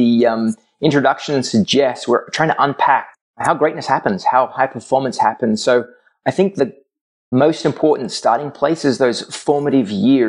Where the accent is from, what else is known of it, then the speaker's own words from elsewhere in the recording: Australia; growing up in Australia